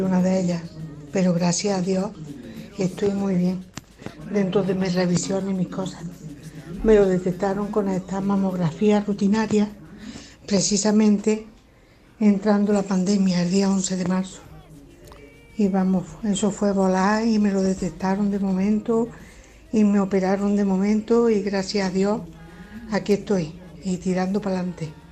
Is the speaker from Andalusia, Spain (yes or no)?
yes; Córdoba, Andalusia, Spain; soy de Córdoba y aquí en oncología, aquí en Córdoba